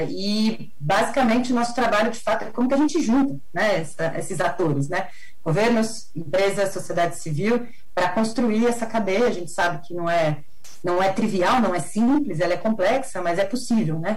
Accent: Brazil; eu sou brasileira

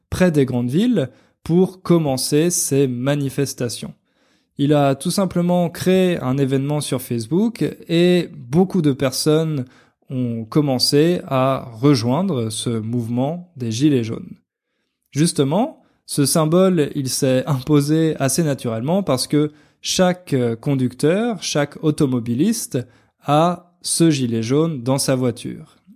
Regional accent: France; enfin plutôt comme moi parce que moi je suis français et j'imagine que vous non

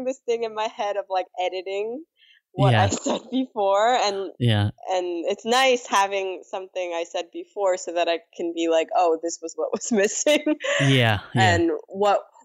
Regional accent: New York City, New York, United States; English is a second language; also born or lived in South Korea; I grew up in Queens

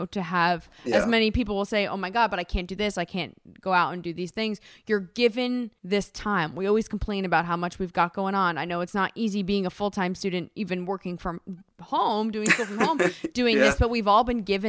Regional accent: New Jersey, United States; growing up in Jersey

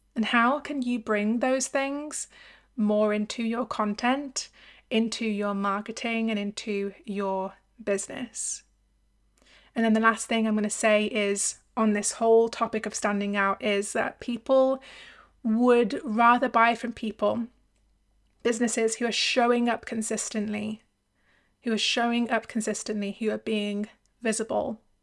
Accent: United Kingdom; I'm from the U K, like them

